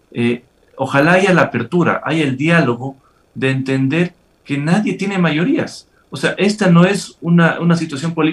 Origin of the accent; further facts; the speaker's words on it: Ecuador; Yo creo que todos esperamos como ecuatorianos eh, que las cosas se hagan bien